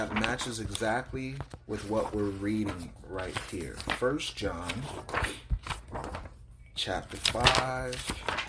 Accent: Miami, Florida, United States; I'm from Miami, so we walk around with golds in our mouth and everything.

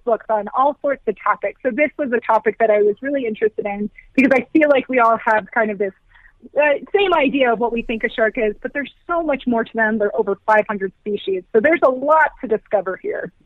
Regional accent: Virginia, United States; now in Colorado, United States; I did grow up on the East Coast. So I grew up in Virginia

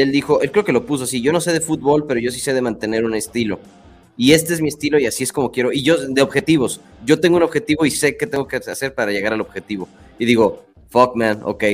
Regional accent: Mexico; Nosotros como mexicanos

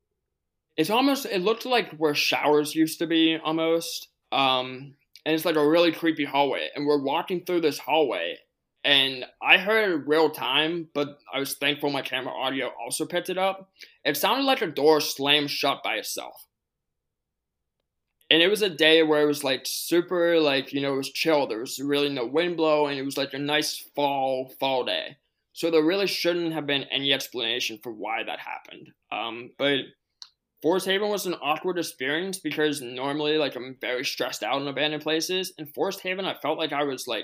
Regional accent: Pittsburgh, Pennsylvania, United States; my hometown is Pittsburgh

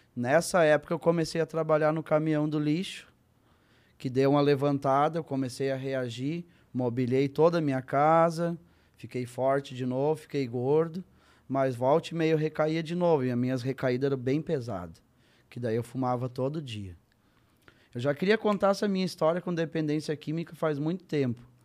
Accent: Santa Cruz do Sul, Rio Grande do Sul, Brazil; Eu cresci em Santa Cruz do Sul, Rio Grande do Sul.

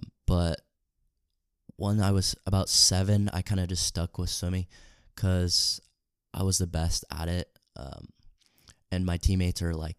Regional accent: Salt Lake City, Utah, United States; moved away; I'm from Salt Lake City, Utah.

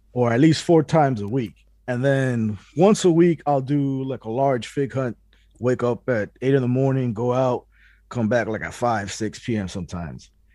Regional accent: Puerto Rico; now in Miami, United States; I was born in Puerto Rico

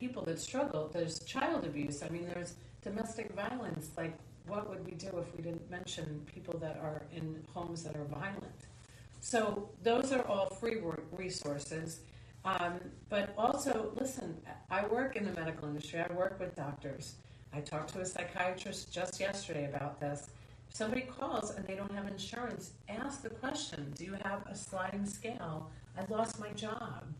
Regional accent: Long Island, New York, United States; I grew up in Long Island, New York.

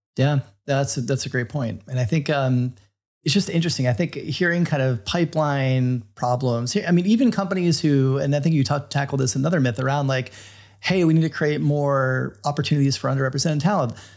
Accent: Florida, United States; I grew up in Florida

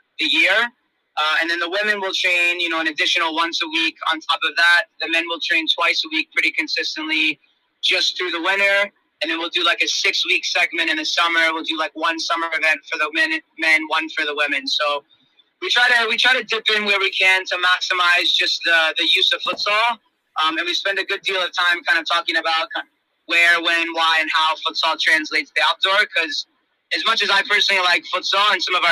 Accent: South Florida, United States; moved away; I grew up in South Florida, so I played a little bit of futsal growing up

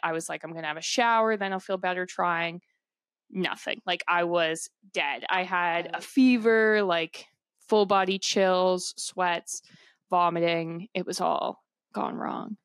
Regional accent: Canada; we're from Canada

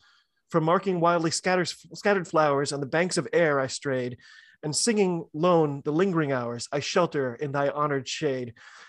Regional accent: United States; I'm an American rugby fan

